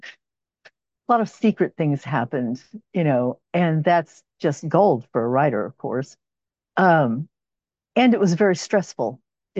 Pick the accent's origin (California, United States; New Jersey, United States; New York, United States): California, United States; Los Angeles; now in Oklahoma, United States; And I'm from Oklahoma, and I've lived here since 1960, I think, is when we moved here. Yeah. And from California, from Southern California. I was originally from